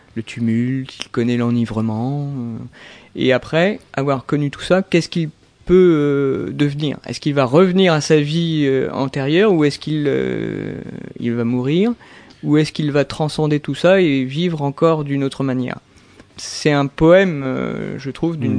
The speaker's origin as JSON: {"language": "French", "town": "Fontainebleau", "region": "Île-de-France", "country": "France", "tie": "born or raised there", "also_born_or_lived": "Melun / Pointe-Noire, Congo", "said": "j'ai grandi à, Fontainebleau, Melun mhm. et aussi à Pointe-Noire ah. en, Afrique, au Congo."}